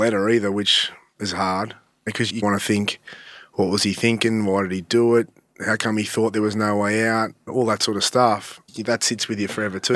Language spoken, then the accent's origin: English; Sydney, New South Wales, Australia; I grew up in Malabar